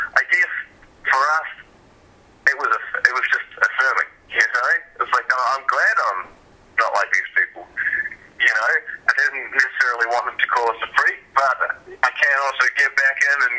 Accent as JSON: {"language": "English", "country": "New Zealand", "tie": "born or raised there", "also_born_or_lived": "Vancouver, Canada", "moved": "yes", "said": "growing up in New Zealand"}